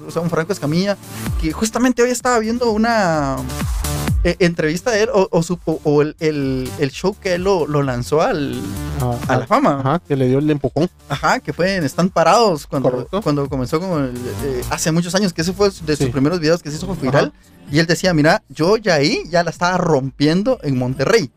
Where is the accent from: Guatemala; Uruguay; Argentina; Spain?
Guatemala; En Guatemala